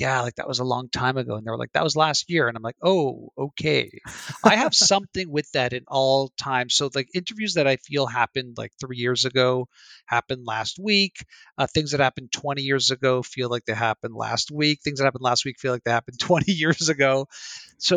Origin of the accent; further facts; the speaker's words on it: Canada; I'm Canadian